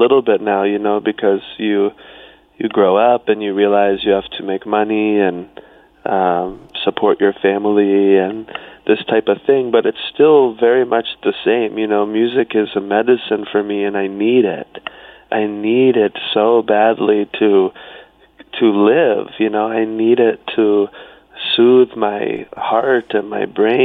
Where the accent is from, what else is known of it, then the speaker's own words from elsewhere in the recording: South Carolina, United States; I grew up on an island, which is all the way at the bottom of South Carolina